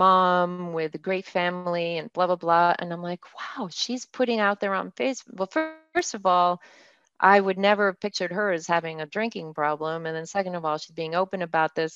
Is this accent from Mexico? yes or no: yes; Mexico; moved away; I'm bilingual. I grew up in Mexico